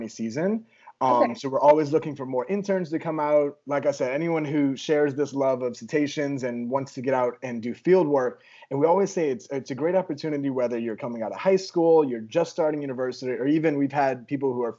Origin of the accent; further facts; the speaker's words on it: Louisiana, United States; now in Texas, United States; I'm from Louisiana and I'm living in Texas